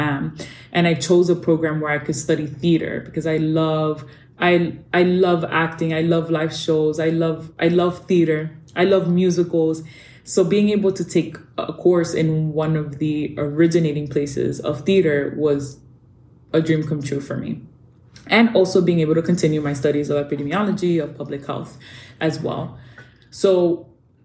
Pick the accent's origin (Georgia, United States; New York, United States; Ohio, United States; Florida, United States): New York, United States; New York City; moved away as an adult; also born or lived in Dominican Republic; I grew up in New York City in a very Dominican neighborhood known as Washington Heights